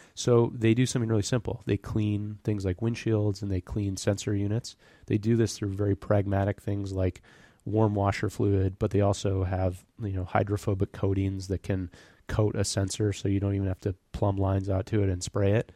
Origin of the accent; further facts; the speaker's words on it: Birmingham, Michigan, United States; moved away as an adult; also born or lived in Royal Oak, Michigan / Detroit, Michigan; now in California, United States; I grew up, I was born in Royal Oak, Michigan. uh, and was raised in Birmingham